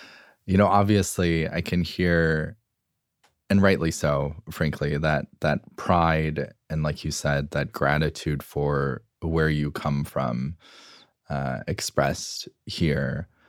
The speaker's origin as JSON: {"language": "English", "country": "United States", "tie": "born or raised there", "said": "I'm American. I grew up here. I am just an American."}